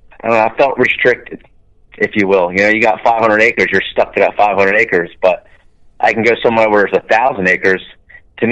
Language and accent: English; New Jersey, United States; I grew up in South Jersey, grew up, you know, hunting the marshes and the swamps